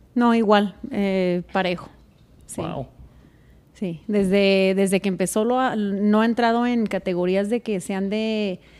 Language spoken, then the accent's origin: Spanish; Zacatecas, Mexico; now in Colorado, United States; de donde yo vengo, que es de Zacatecas